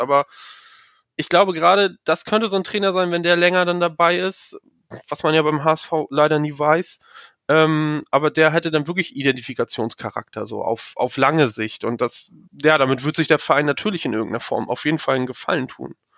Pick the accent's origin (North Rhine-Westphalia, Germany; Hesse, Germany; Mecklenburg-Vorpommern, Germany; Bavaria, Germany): Mecklenburg-Vorpommern, Germany; ich komme aus MacPom